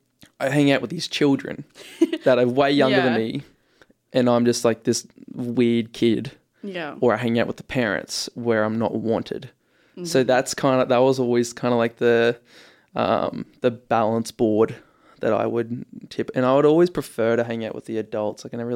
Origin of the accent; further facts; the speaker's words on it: Ipswich, East of England, United Kingdom; Born and raised in Ipswich, mate.